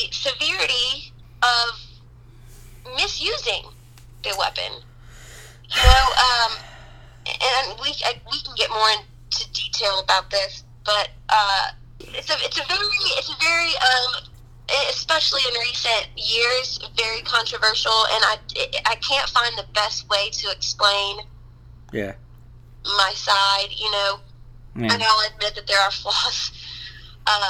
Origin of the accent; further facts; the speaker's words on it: Round Rock, Texas, United States; moved away as an adult; also born or lived in Pflugerville, Texas; now in Baton Rouge, United States; I grew up in Round Rock in Pflugerville.